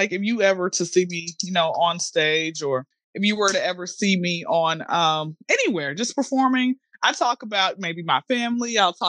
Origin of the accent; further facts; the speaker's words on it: Atlanta, Georgia, United States; I'm from Atlanta. I've been here since I was zero